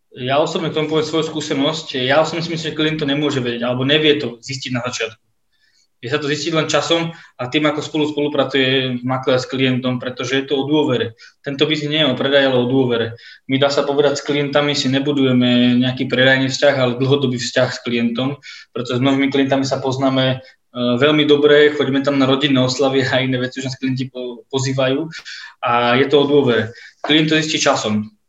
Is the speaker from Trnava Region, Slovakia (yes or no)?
no; Šenkvice, Bratislava Region, Slovakia; pochádzam z malej dediny zo Šenkvic, a veľa ľudí ma tam pozná